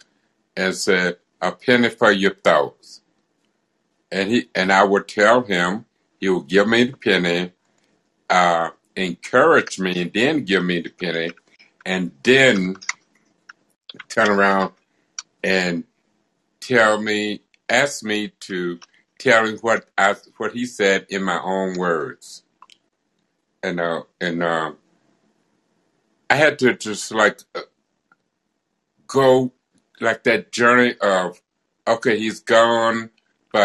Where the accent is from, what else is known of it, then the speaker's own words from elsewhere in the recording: Arkansas, United States; I was born in Arkansas, down in Scotts